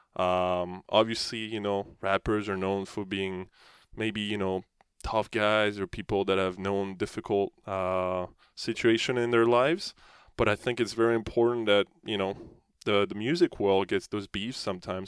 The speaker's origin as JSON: {"language": "English", "country": "France", "moved": "yes", "said": "you look up to as, you know, as French people"}